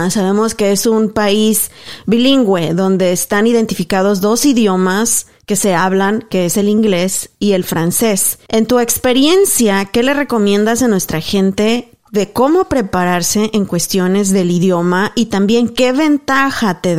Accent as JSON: {"language": "Spanish", "country": "Mexico", "moved": "as an adult", "lives_now": "Canada", "said": "Y cuando yo llegué de México, Igual que tú, yo estudié periodismo, ciencias de la comunicación."}